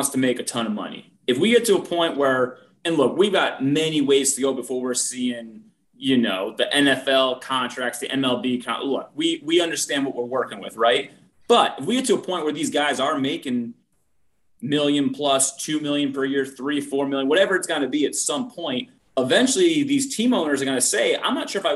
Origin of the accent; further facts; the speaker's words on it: East Coast, United States; I'm from the East Coast, I didn't grow up a cowboy